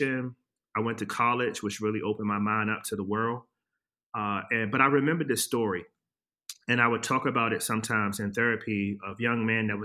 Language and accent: English; Washington, District of Columbia, United States; I'm from Washington, D.C. I grew up there during the late 80s, early 90s